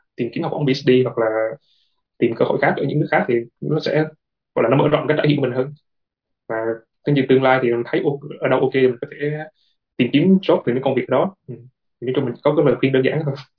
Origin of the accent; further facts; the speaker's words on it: Vietnam; moved away as an adult; now in South Korea; hiện tại thì mình là người Việt Nam duy nhất